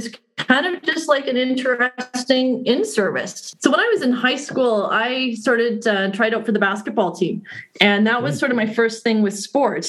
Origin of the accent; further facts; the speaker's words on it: Saskatoon, Saskatchewan, Canada; I grew up here in Saskatoon, so I've kind of gone full circle, left and came back